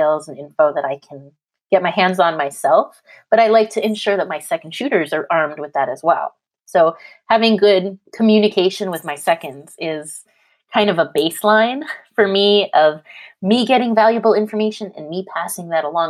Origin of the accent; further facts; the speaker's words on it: Canada; now in California, United States; I'm Canadian, I live in California